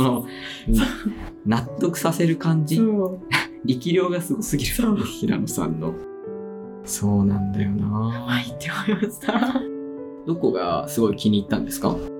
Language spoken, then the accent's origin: Japanese; Ebino, Miyazaki, Japan; 僕ねエビの市の出身で